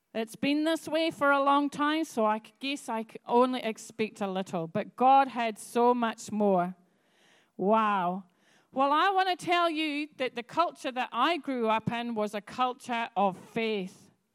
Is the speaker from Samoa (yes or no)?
no; Scotland, United Kingdom; now in New Zealand; I come from Scotland. I'm used to snow, I'm used to black ice